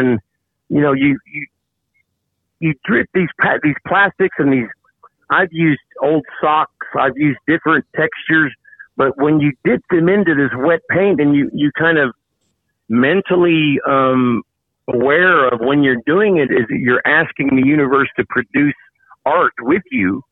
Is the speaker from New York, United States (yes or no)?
no; Tulsa, Oklahoma, United States; also born or lived in Las Vegas; I've, been back to Tulsa, now my hometown